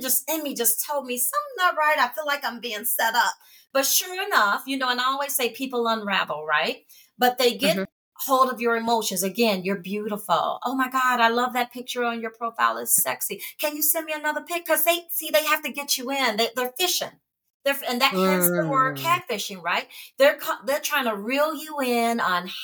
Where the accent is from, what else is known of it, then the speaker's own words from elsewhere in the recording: Chicago, Illinois, United States; from Chi